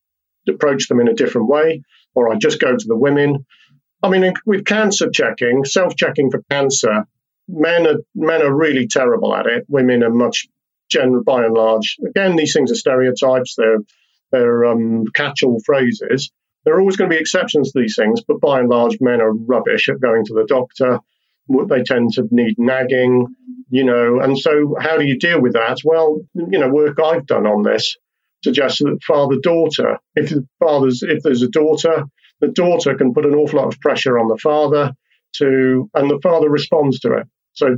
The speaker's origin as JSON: {"language": "English", "region": "Wales", "country": "United Kingdom", "accent": "English", "said": "I live in Wales. I'm a Welshman with an English accent"}